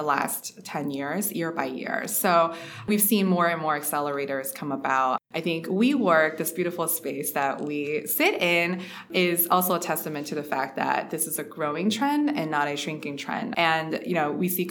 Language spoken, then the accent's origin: English; Ohio, United States; also born or lived in Shanghai, China; I was born in Shanghai, actually, to parents that are both computer engineers. And I moved to the US because my father was pursuing a math PhD in computer science, actually. So we moved here into Ohio. So I grew up in Ohio